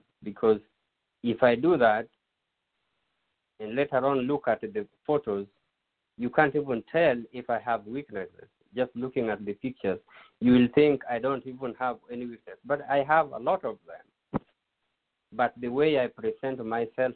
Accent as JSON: {"language": "English", "country": "Kenya", "tie": "born or raised there", "moved": "yes", "said": "Growing up in Kenya"}